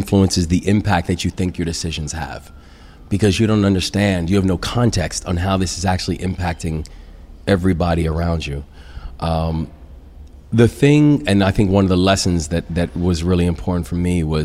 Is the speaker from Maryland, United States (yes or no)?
yes; Baltimore, Maryland, United States; moved away as an adult; bring her back to my hometown